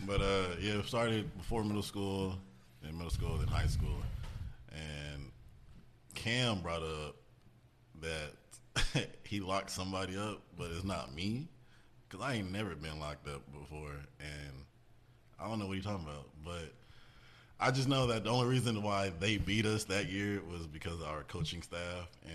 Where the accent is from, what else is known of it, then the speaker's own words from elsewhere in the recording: Austin, Texas, United States; also born or lived in Round Rock, Texas; I'm from Austin, Texas. I didn't move to Round Rock until I was, like, in, like, middle school